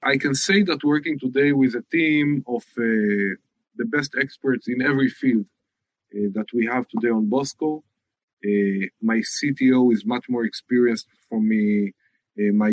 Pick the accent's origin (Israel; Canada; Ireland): Israel; Haifa, Haifa District; I'm from Haifa